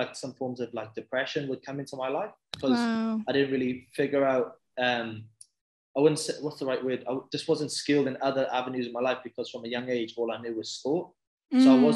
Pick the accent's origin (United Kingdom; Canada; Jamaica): United Kingdom; Bridgend, Wales; moved away as an adult; now in Australia; So I'm originally from Wales. It's a little town in Wales called Bridgend in the UK.